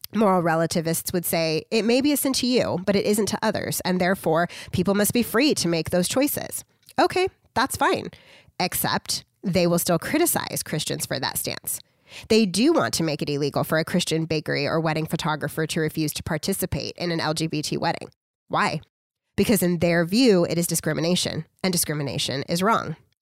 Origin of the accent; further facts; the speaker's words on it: United States; I'm just an American